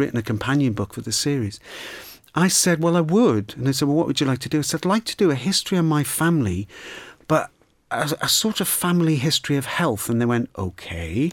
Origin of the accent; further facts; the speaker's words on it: Liverpool, North West England, United Kingdom; growing up in Liverpool